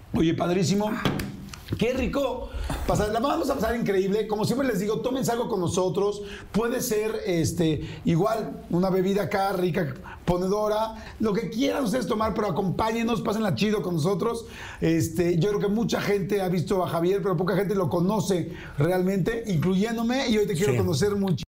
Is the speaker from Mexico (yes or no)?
yes; Mexico; el mexicano